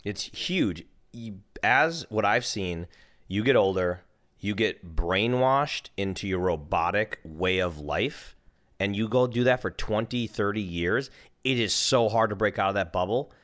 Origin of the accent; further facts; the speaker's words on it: Minnesota, United States; now in California, United States; I'm from Minnesota and it's cold there.